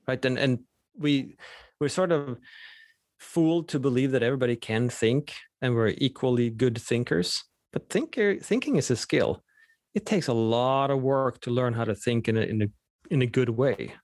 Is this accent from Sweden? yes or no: yes; Sweden; first language Swedish; English is a second language; moved away; Swedish is my native language